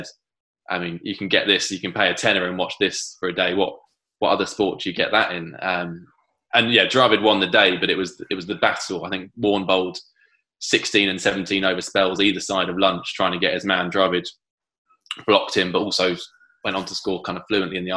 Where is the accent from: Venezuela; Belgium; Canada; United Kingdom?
United Kingdom; Canterbury, South East England; I grew up in Canterbury